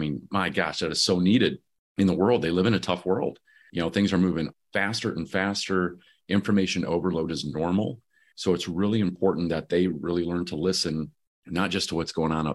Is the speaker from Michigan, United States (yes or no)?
yes; Michigan, United States; moved away; I'm originally from Michigan